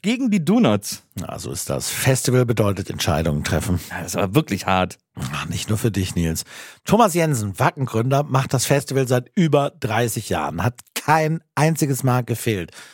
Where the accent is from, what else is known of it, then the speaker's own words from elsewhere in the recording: Aachen, North Rhine-Westphalia, Germany; aus meiner Heimatstadt Aachen